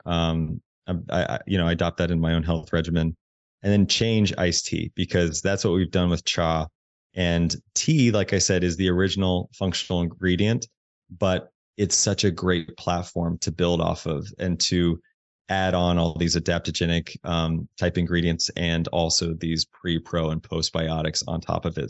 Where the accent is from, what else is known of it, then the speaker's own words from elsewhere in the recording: Indiana, United States; I grew up in Indiana. I grew up in the Midwest.